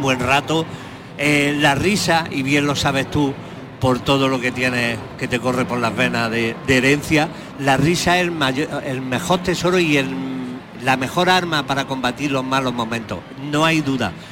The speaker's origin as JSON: {"language": "Spanish", "area": "Jaén", "region": "Andalusia", "country": "Spain", "said": "cada vez defiendo más a mi tierra, tengo más pasión por ella"}